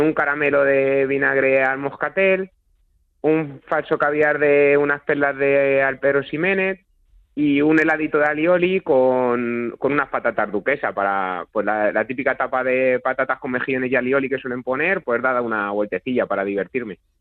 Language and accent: Spanish; Toledo, Castilla-La Mancha, Spain; aquí en mi pueblo, en Juncler, en Toledo